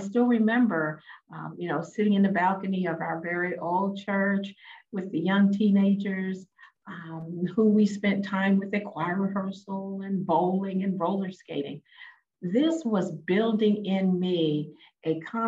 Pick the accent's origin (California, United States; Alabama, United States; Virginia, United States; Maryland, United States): Maryland, United States; Baltimore; I'm originally from Baltimore, Maryland, the inner city